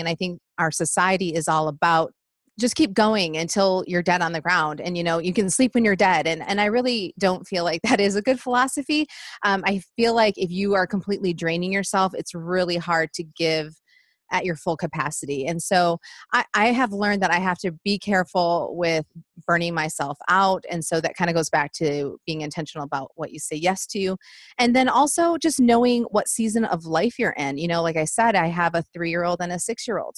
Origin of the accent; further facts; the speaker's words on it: Michigan, United States; moved away as an adult; now in Nashville, United States; we live just outside of Nashville. We've been here 11 years and we're from Michigan